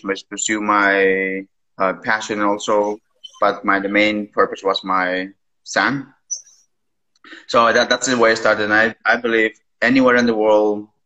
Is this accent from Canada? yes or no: no; Peru; English is a second language; moved away as an adult; now in Vienna, Austria; I'm originally from Peru